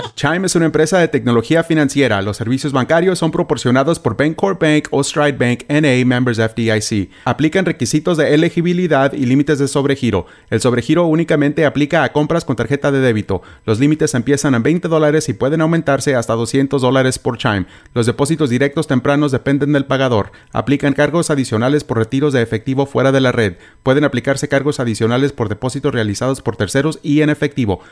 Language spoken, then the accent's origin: Spanish; Morelia, Michoacán, Mexico; mi tierra, en Morelia